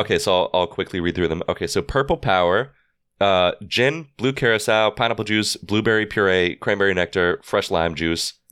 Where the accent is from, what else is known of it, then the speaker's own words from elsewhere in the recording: New York, United States; we're from New York